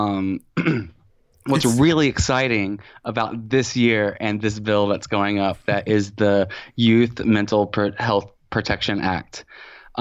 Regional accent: Lanesville, Indiana, United States; also born or lived in Louisville, Kentucky / New York; I was born in Louisville, and then we moved right across the river into southern Indiana when I was 5

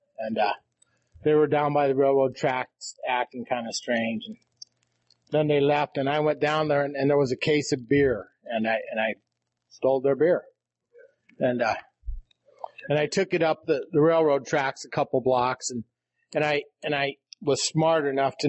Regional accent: Rapid City, South Dakota, United States; now in Custer, United States; I'm from South Dakota. I'm from, originally from Rapid City. I live in Custer now.

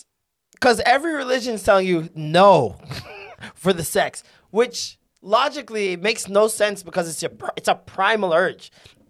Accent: Jamaica; me personally as a Jamaican

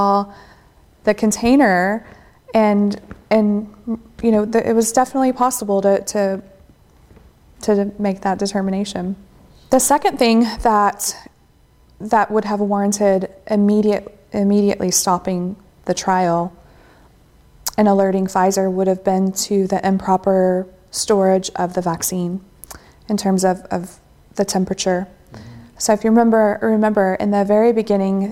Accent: Texas, United States; I'm from Texas.

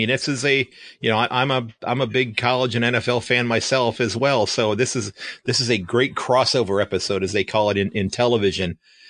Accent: Sandusky, Ohio, United States; from Sandusky, Ohio, and I'm thrilled that my guest is able to join us this morning.

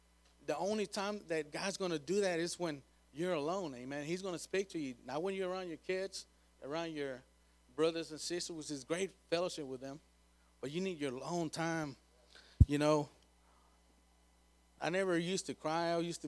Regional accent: Krum, Texas, United States; I go from Sanger, I'm from Crum to Sanger, be praying all the time

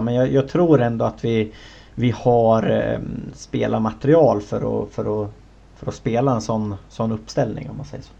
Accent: Sweden; som, som svensk

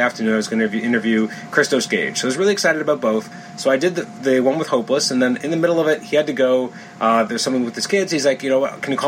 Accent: Toronto, Ontario, Canada; I'm from Toronto

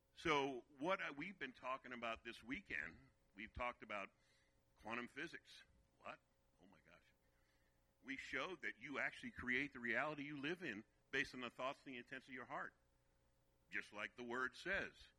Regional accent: Virginia, United States; also born or lived in Brooklyn, New York; We moved from New York to Virginia, and that's where I was raised in Virginia

